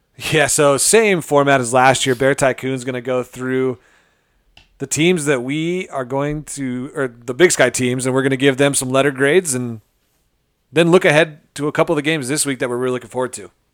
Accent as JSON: {"language": "English", "region": "Montana", "country": "United States", "tie": "born or raised there", "said": "I'm a lifelong, I mean, born and raised in Montana."}